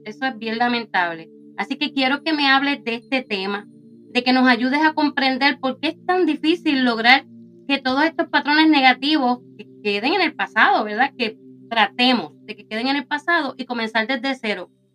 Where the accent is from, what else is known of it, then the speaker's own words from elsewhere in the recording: Puerto Rico; moved away; allá en mi isla querida de Puerto Rico